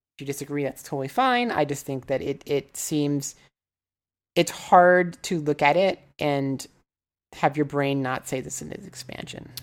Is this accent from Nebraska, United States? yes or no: yes; Nebraska, United States; moved away; also born or lived in Osaka, Japan; I'm from Nebraska, so you have to be a Cornhuskers fan